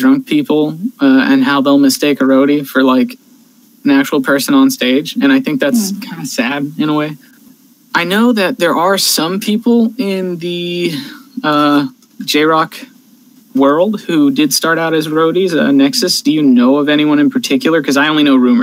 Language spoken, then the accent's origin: English; California, United States; my home state of California